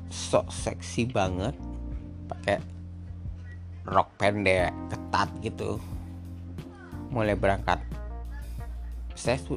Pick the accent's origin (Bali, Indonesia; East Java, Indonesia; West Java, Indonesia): Bali, Indonesia; Denpasar; born there; Saya lahir di Denpasar 21 September 88. Saya sekarang berumur 32 tahun.